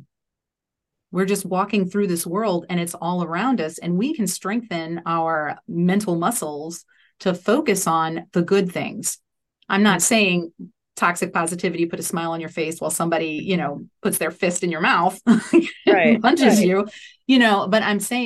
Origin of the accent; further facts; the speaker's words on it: New Orleans, Louisiana, United States; I grew up in New Orleans, Louisiana